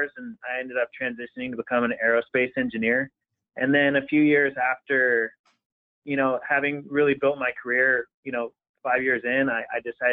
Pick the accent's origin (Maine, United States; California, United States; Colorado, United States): California, United States; Pasadena; I grew up in Pasadena, California